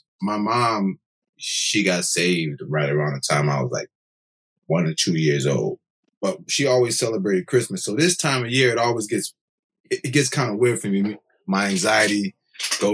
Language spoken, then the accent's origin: English; Connecticut, United States; I'm from Connecticut.